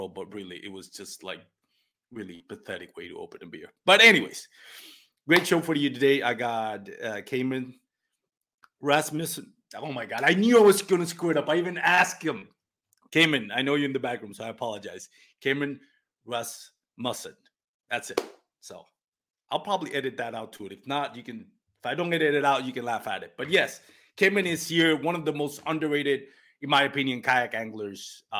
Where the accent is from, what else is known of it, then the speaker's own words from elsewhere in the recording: Puerto Rico; first language Spanish; English is a second language; moved away; I'm from Puerto Rico. My first language is Spanish